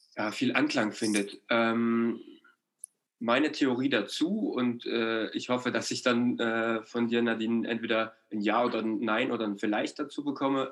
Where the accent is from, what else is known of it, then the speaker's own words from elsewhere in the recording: East Germany, Germany; also born or lived in Ore Mountains (Erzgebirge); als, als Ostdeutscher